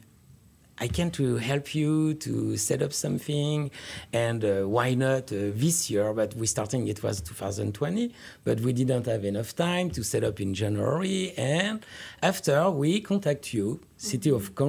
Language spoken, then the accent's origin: English; France; English is a second language; now in United States; I come from France